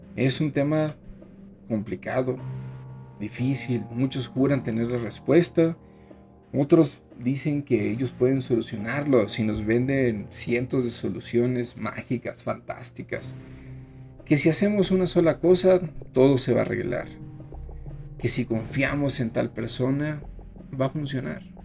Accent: Mexico; así somos los mexicanos

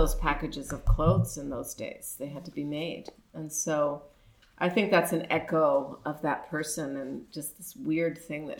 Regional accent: Mexico City, Mexico; You know, I grew up in Mexico City before we had the North American Free Trade Agreement

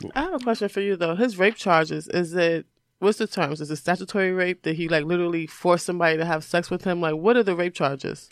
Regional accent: New York, United States; I grew up in New York, I grew up in the hood

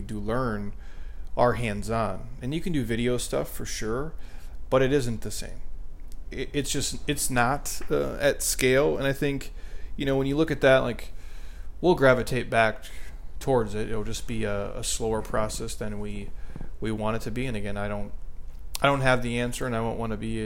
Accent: Midwest, United States; I grew up in the Midwest

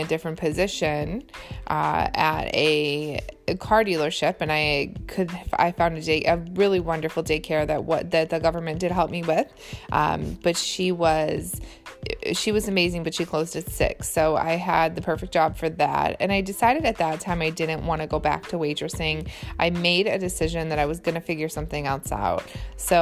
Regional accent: Michigan, United States; also born or lived in Boston; I'm from Michigan

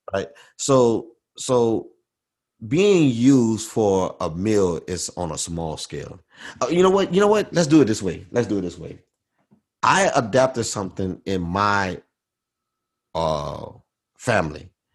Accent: Baton Rouge, Louisiana, United States; growing up in Baton Rouge

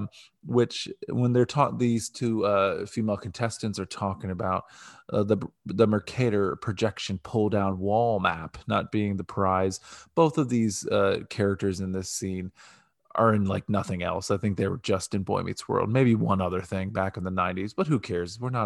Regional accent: Ohio, United States; because we're from Ohio.

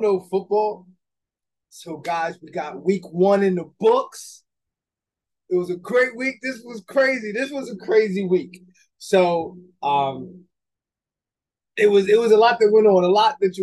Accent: Atlantic City, New Jersey, United States; also born or lived in Egg Harbor Township, New Jersey; when I grew up in Atlantic City, and I played for Pleasantville

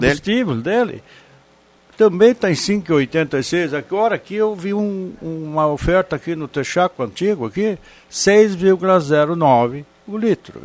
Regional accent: Vale do Sol, Rio Grande do Sul, Brazil; moved away; eu sou lá do Val do Sol, sou natural de lá

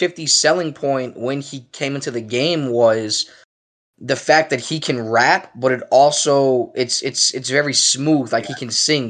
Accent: South Jamaica, Queens, New York, United States; in the same neighborhood 50 Cent is from. You know, we're both from South Jamaica, Queens

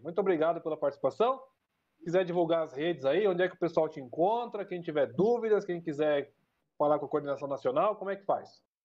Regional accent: Sorocaba, São Paulo, Brazil; accent: sorocabano; do nosso querido sotaque sorocabano

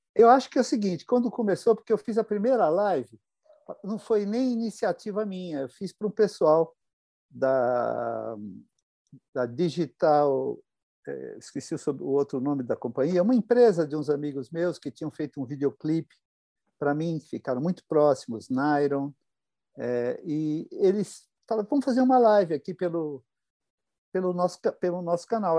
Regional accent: São Paulo, Brazil; also born or lived in Rio de Janeiro; Eu nasci no Rio e fui ah, criado aqui em São Paulo.

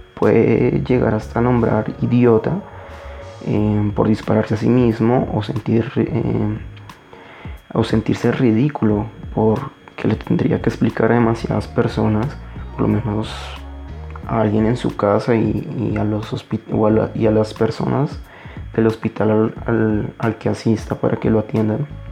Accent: Colombia; en mi país, Colombia, Colombia, en mi país, Colombia

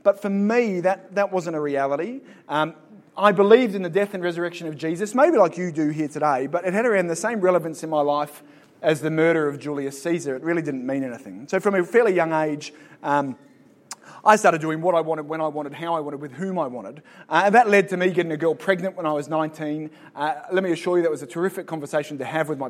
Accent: Sydney, New South Wales, Australia; moved away as an adult; now in Northern Ireland, United Kingdom; So I'm from Australia, from Sydney, born and bred there.

